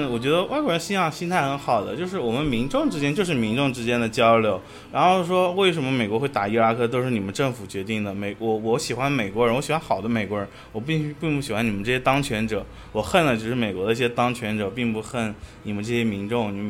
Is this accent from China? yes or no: no; Russia; Chinese is a second language; 但是俄罗斯整体来说，大家还是在就是鼓励大家去中国留学，因为像我们那个城市学中文的人也有